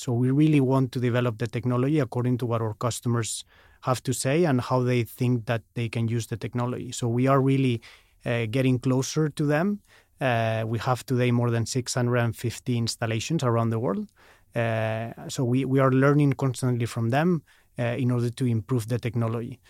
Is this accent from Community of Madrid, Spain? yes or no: yes; Madrid, Community of Madrid, Spain; moved away as an adult; also born or lived in Chicago, United States / Nedre Vats, Norway; now in Oslo, Norway; I moved back to, to Madrid, where I'm from